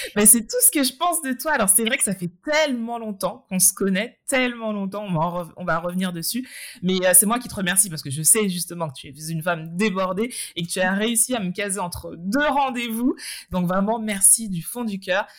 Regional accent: Martinique; en Martinique, d'où nous sommes toutes les deux originaires

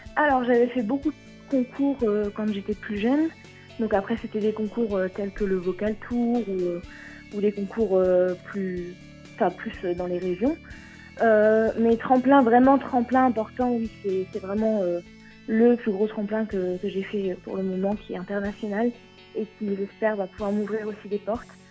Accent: Vichy, Auvergne-Rhône-Alpes, France; je viens de Vichy, en Allier, dans l'Auvergne

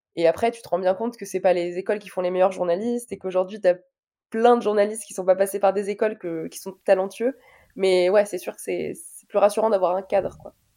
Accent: Paris, Île-de-France, France; also born or lived in Alfortville; je suis née en France en 97, à Alfortville, pour être très précise, dans le 94.

